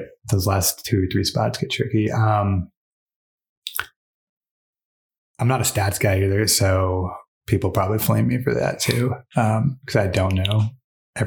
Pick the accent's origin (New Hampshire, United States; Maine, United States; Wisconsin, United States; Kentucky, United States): New Hampshire, United States; moved away as an adult; now in Utah, United States; I'm from New Hampshire, from New England.